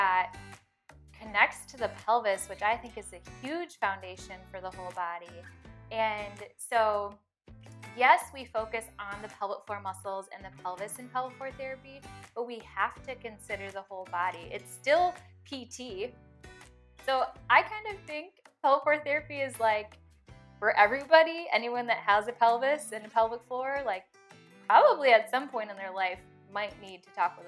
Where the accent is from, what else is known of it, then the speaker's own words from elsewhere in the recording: Green Bay, Wisconsin, United States; also born or lived in Alabama / Milwaukee area, Wisconsin; I was originally born in Alabama, but I moved at a very young age up to Wisconsin with my family. And moved to the Green Bay area. So I'm originally from Green Bay